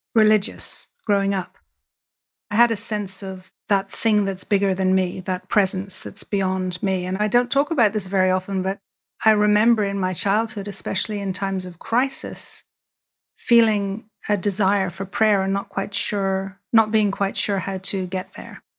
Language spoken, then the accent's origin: English; Dublin, Leinster, Ireland; I grew up in Dublin